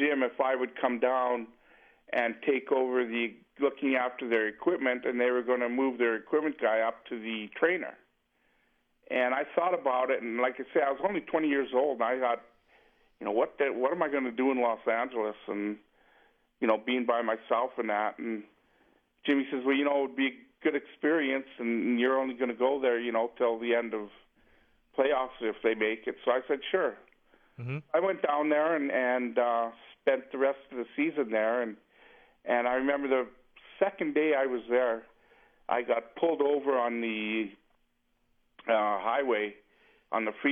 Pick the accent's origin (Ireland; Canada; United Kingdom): Canada; moved away as an adult; being a Canadian